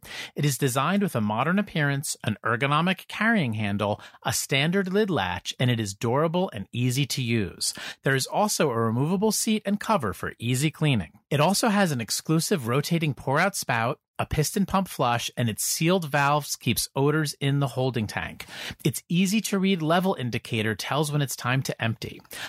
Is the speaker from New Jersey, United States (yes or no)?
yes; New Jersey, United States; because I'm from New Jersey.